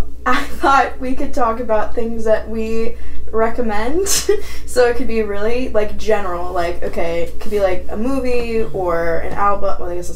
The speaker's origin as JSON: {"language": "English", "town": "St. Louis", "region": "Missouri", "country": "United States", "tie": "born or raised there", "said": "my hometown of St. Louis"}